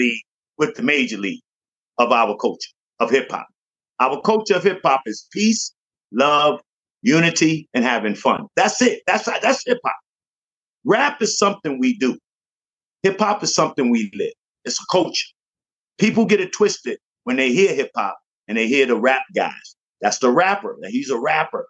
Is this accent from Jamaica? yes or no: yes; Jamaica; moved away; also born or lived in Bronx, New York; I'm from Jamaica